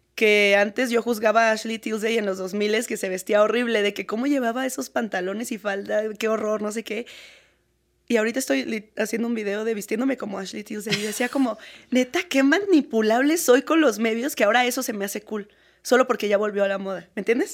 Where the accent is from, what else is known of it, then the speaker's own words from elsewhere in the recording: Querétaro, Mexico; yo soy de Querétaro